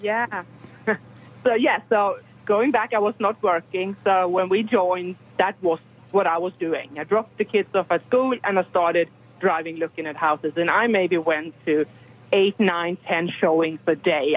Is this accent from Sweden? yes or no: yes; Sweden; moved away as an adult; now in Texas, United States; I am from Europe, from Sweden, and um, we arrived in Texas because of my husband's job